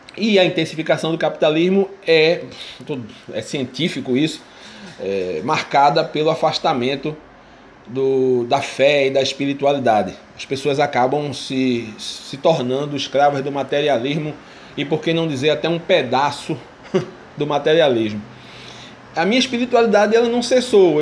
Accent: Brazil; sou professor no estado de Pernambuco, sou brasileiro

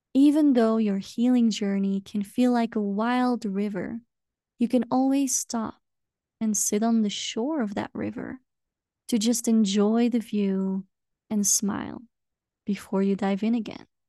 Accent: Belgium; now in Peru; I am originally from Belgium

